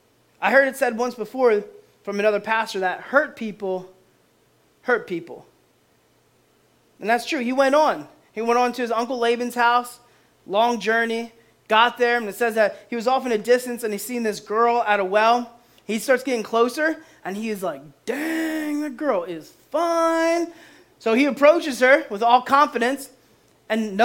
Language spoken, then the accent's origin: English; Boyertown, Pennsylvania, United States; I'm from Boyertown